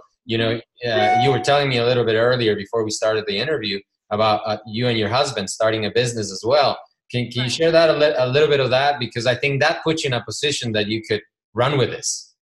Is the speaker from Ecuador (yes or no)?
yes; Ecuador; moved away; Ricardo and I come from Ecuador, which is a third world country, and we've seen poverty ourselves, since we were little.